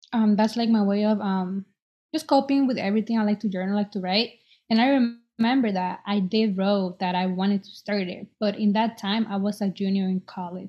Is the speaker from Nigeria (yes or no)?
no; El Salvador; now in Boston, United States; I was born in El Salvador, and I'm 23. I live in Boston